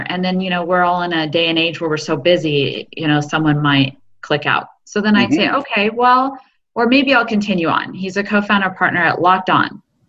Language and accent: English; Eugene, Oregon, United States; moved away; also born or lived in Canada; I'm originally from Oregon.